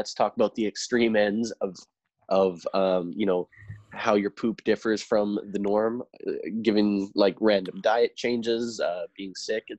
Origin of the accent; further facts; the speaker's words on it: Canada; We're Canadian.